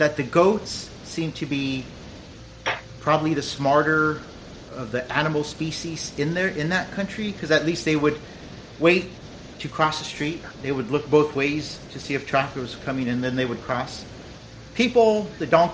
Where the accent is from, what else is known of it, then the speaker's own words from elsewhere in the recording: Los Angeles, California, United States; moved away as an adult; I was coming from East Los Angeles